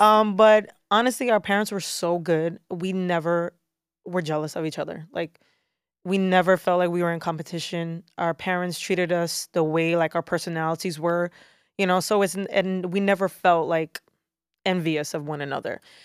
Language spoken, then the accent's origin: English; New York City, New York, United States; I am born and raised in Brooklyn, New York. So, native New Yorker